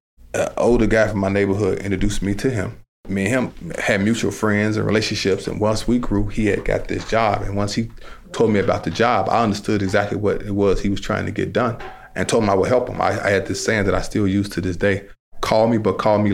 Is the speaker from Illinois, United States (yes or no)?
yes; Chicago, Illinois, United States; I started out as a violence interrupter in the Roseland community, because I'm from the Roseland community